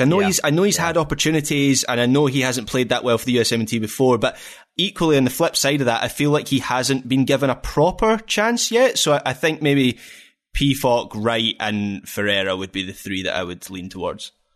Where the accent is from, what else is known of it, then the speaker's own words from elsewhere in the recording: Scotland, United Kingdom; we're Scottish